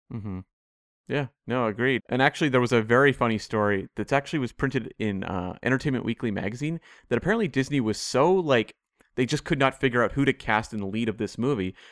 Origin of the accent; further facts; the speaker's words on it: Canada; I'm Canadian, I'm not American